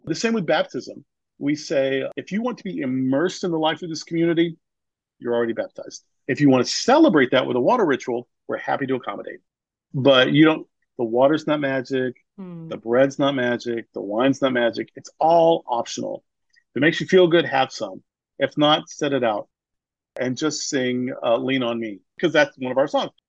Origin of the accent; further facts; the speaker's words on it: the Bible Belt, United States; I grew up in the Bible Belt.